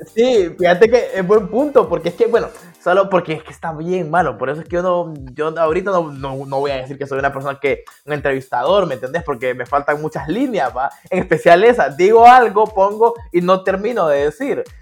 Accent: Danlí, El Paraíso, Honduras; yo soy de Dalí

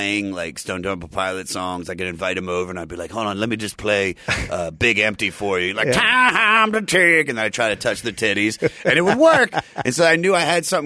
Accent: Maryland, United States; now in Los Angeles, United States; I'm from Maryland. I grew up in like a musical household

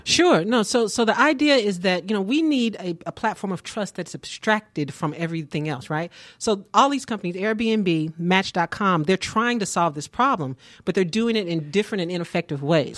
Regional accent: Kansas City, Missouri, United States; now in Atlanta, United States; I'm originally from Kansas City, Missouri

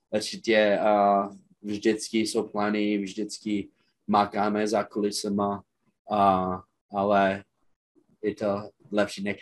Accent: Czechia; oni viděli, že jsme všichni Češi plus naš, našeho quarterbacka a stejně jsme konkurovali a jsme je porazili.

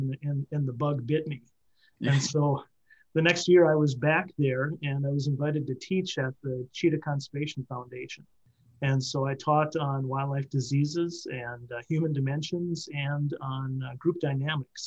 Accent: Pierce County, western Wisconsin, United States; I grew up in western Wisconsin, over on the Mississippi River in Pierce County

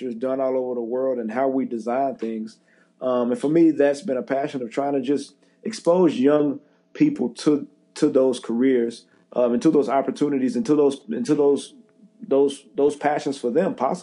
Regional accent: Central Texas, United States; moved away as an adult; also born or lived in Dallas, Texas / Pittsburgh, Pennsylvania / Jacksonville, Florida; now in New York, United States; the Central Texas Food Bank, which services my hometown

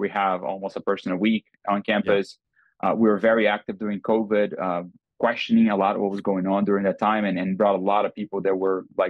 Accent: Brazil; now in Austin, United States; growing up in Brazil in the 80s

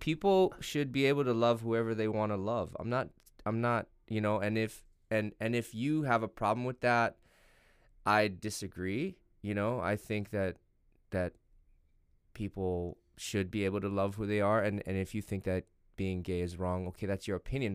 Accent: United States; I'm American and my country reelected him

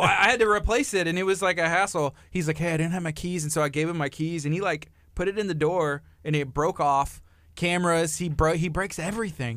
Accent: La Marque, Texas, United States; I was raised in Lamarck

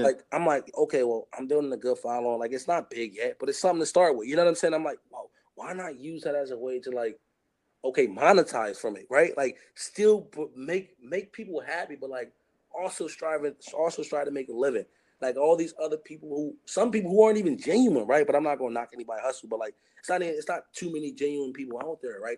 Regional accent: Chester, Pennsylvania, United States; growing up in Chester, not having too much

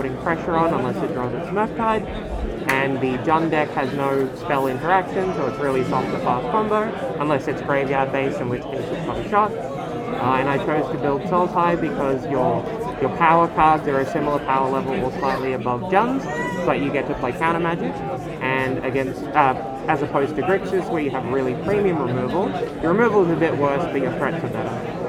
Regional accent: Sydney, New South Wales, Australia; I'm from Sydney

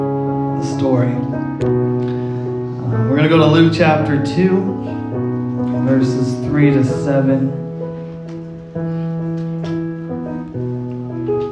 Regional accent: Cornwall, Ontario, Canada; moved away; I was born in Cornwall, Ontario

